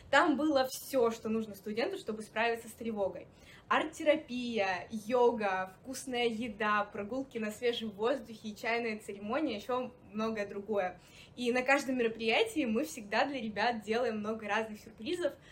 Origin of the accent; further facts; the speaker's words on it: Primorsky Krai, Russia; moved away as an adult; also born or lived in Saint Petersburg; я родом из Приморского края, поэтому жить не могу без моря и своей стаб-доски.